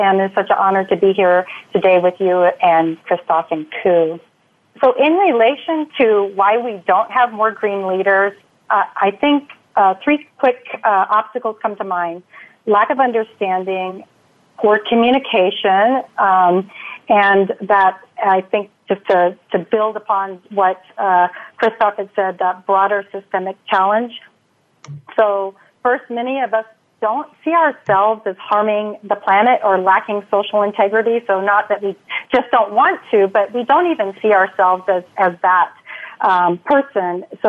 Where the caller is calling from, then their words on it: Texas, United States; also born or lived in San Diego; So today I'm calling from Texas. And just close to the West Coast, we're officially based out of San Diego, but I'm in Texas today.